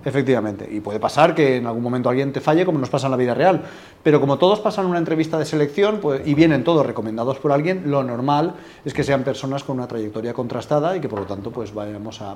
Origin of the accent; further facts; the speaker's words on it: Alicante, Valencian Community, Spain; moved away as an adult; now in Madrid, Spain; yo soy de Alicante, soy original de allí, aunque hace ocho años que vivo en Madrid